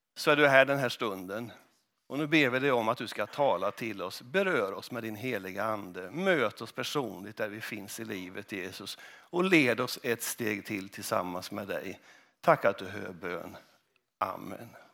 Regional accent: Kristinehamn, Värmland, Sweden; moved away as an adult; also born or lived in Mariestad; now in Huddinge, Sweden; när jag växte upp i Kristinehamn

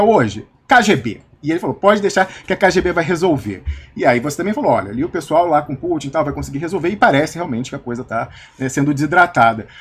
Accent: Brazil; now in Switzerland; de onde você é? Eu falei: do Brasil

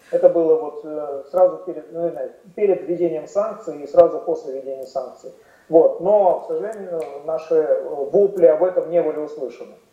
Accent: Russia; Конечно, естественно. Я тоже россиянка.

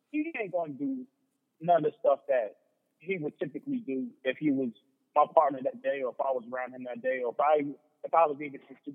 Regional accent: Long Island, New York, United States; growing up in Long Island, like, you know what I'm saying? Like those Suffolk County police were on us.

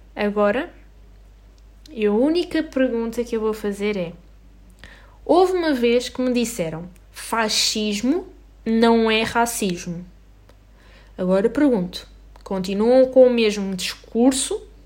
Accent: Portugal; nós somos portugueses e vivemos na Europa

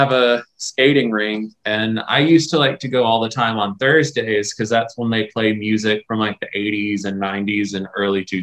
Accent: Pensacola, Florida, United States; My city? Yeah. Pensacola.

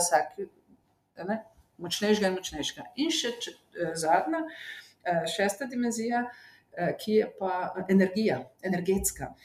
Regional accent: Slovenia

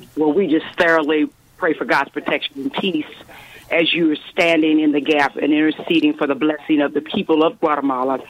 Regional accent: Columbia, Missouri, United States; moved away; also born or lived in St. Louis; I am by way from Columbia, Missouri. I left there in 94

